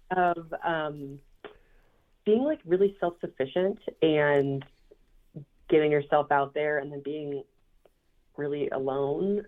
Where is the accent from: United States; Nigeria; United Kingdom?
United States; Minneapolis, Minnesota; I was born and raised in Minneapolis, Minnesota, and I was a self proclaimed city girl.